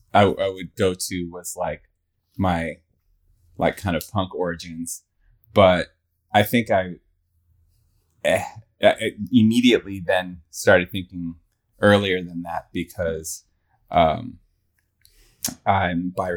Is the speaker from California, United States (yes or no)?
yes; high desert in California, United States; also born or lived in Flatbush, New York City, New York; So I was born in New York and lived in Flatbush until I was like five. And then we moved to the high desert in California.